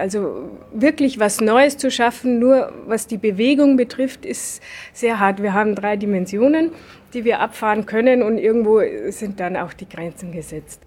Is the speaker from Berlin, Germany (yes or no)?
no; Lower Bavaria, Germany; bei uns in Niederbayern